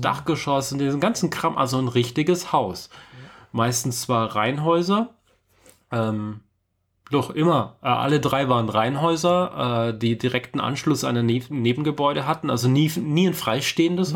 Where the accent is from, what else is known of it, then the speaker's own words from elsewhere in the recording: Munich, Bavaria, Germany; moved away as an adult; also born or lived in Karlsruhe / Mannheim / Stuttgart; ich bin mit äh, einem Monat vor meinem 19. Geburtstag aus München ausgezogen